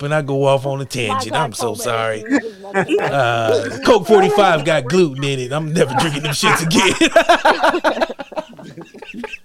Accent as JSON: {"language": "English", "town": "Akron", "region": "Ohio", "country": "United States", "said": "I'm a nigga from Akron"}